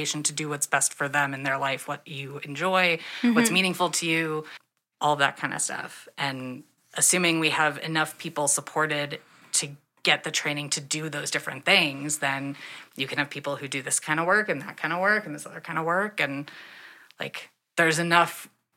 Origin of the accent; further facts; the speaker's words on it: Wisconsin, United States; I'm from Wisconsin